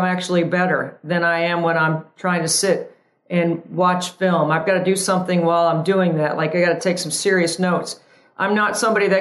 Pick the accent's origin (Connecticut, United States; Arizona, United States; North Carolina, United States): North Carolina, United States; Tobacco Road; growing up on Tobacco Road, even though I went to NC State